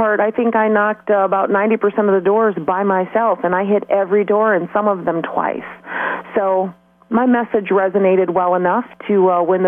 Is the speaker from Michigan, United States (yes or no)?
yes; Delta Township, Michigan, United States; now in Mulliken, United States; I was raised in Delta Township, so I grew up right off Kreitz Road between Saginaw and Willow. So I'm from that area